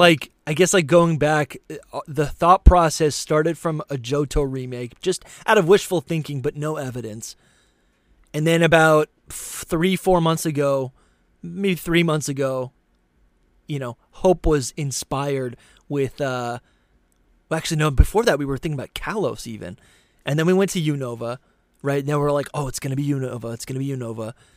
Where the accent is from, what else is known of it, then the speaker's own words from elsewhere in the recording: New Hampshire, United States; I grew up in New Hampshire